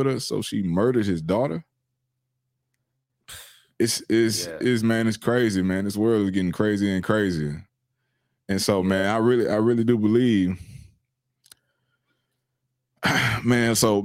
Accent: Houston, Texas, United States; When I was in high school, I grew up in Southeast Houston

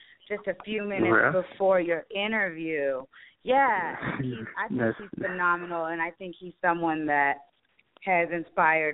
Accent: United States; I'm originally from the States

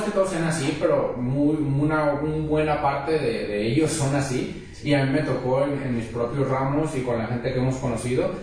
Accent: Mexico; los que somos de México

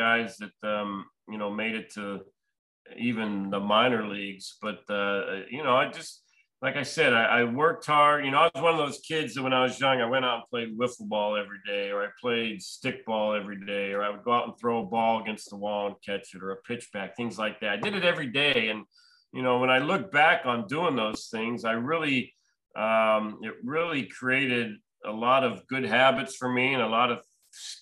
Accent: Pittsburgh, Pennsylvania, United States; I grew up in the Pittsburgh area, so obviously I grew up a Pirates fan growing up

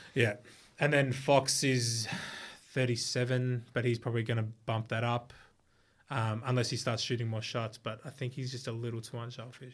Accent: Australia; in Australia, we've got two cities that are, like, huge

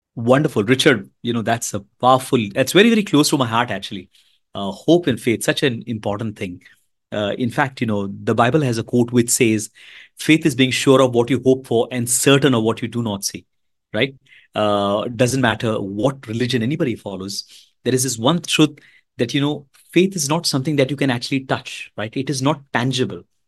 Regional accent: Mumbai, Maharashtra, India; I'm from India, the beautiful country of India

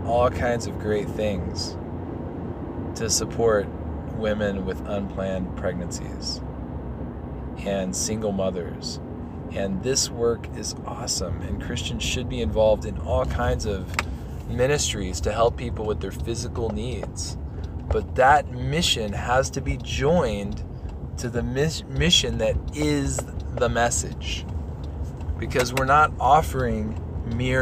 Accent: Texas, United States; now in Colorado, United States; I'm from Texas

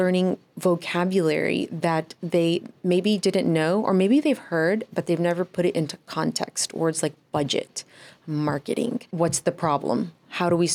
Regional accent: Dallas, Texas, United States; now in South Florida, United States; I'm originally from Dallas, Texas

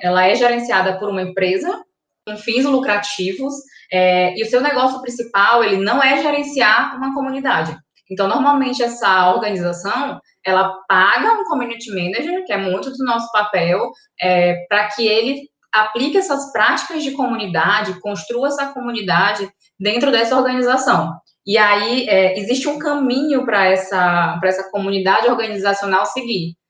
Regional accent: São Luís, Maranhão, Brazil; Sou daqui

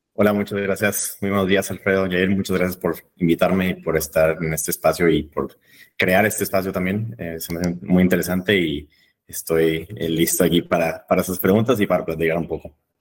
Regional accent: Monterrey, Nuevo León, Mexico; moved away as an adult; also born or lived in London, United Kingdom; now in Vienna, Austria; soy de México, soy de Monterrey, eh, México

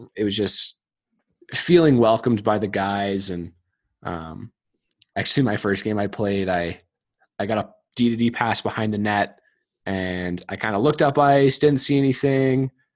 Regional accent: Colorado, United States; growing up in Colorado

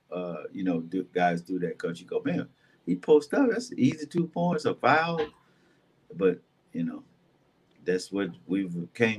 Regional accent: Dallas, Texas, United States; I grew up in Dallas in the Boys and Girls Club

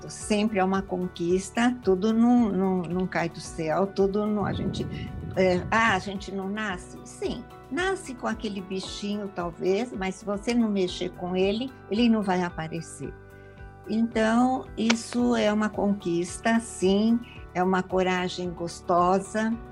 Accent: Marília, São Paulo, Brazil; now in São Paulo, Brazil; Eu vim de Marília do interior para São Paulo

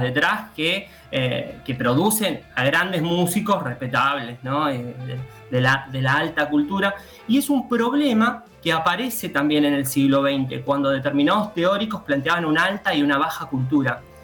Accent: Argentina

